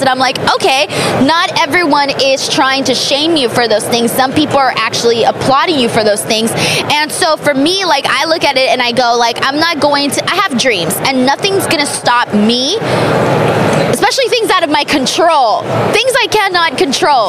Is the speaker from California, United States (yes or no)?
yes; Los Angeles, California, United States; my hometown of Los Angeles at the Staples Center where I used to go as a little girl to watch pro wrestling